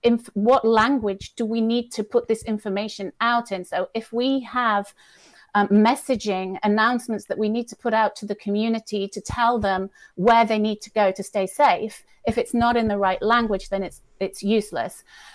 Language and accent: English; United Kingdom; now in Italy; I live in Italy, North Italy usually, although I am British, as you might tell from my accent, but I'm actually in Dublin today